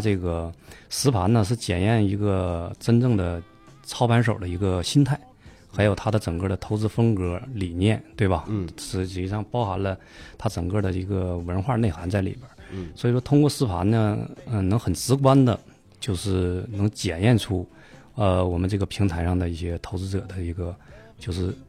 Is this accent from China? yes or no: yes; Heilongjiang, China; also born or lived in Heze, Shandong (ancestral home); 东北人，东北黑龙江。啊。啊，但是这个祖籍呢是山东